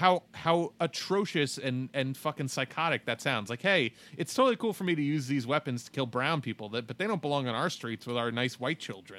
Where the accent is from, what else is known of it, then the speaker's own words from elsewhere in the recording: New York, United States; as a New Yorker